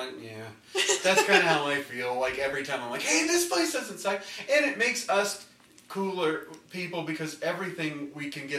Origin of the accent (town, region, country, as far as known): Lafayette, Indiana, United States